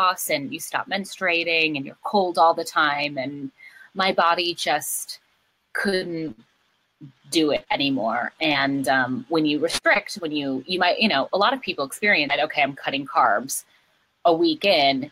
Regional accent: Minneapolis–Saint Paul, Minnesota, United States; moved away; In Minnesota. In the Twin Cities

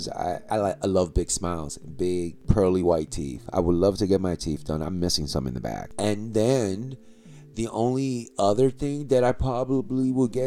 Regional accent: New York, United States; my hometown, New York

